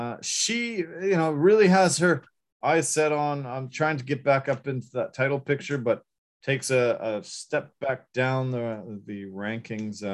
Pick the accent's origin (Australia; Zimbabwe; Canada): Canada; we're Canadian